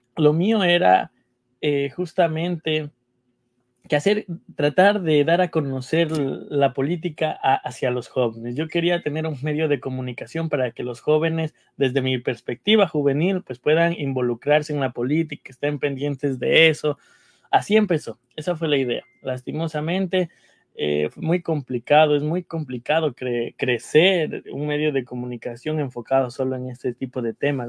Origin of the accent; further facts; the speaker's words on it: Ecuador; moved away as an adult; now in New York, United States; somos los ecuatorianos